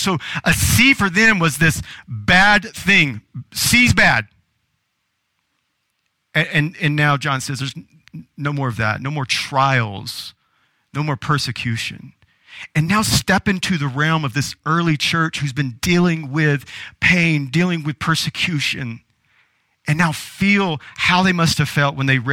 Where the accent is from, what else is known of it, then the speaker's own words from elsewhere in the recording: the South, Southern United States, United States; Growing up in Southern culture and Southern church